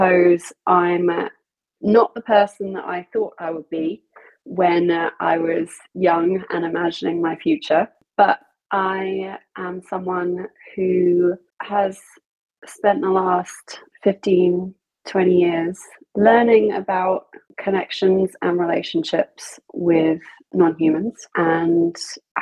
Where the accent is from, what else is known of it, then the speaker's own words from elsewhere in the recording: South of England, United Kingdom; I am from England. I grew up in the south of England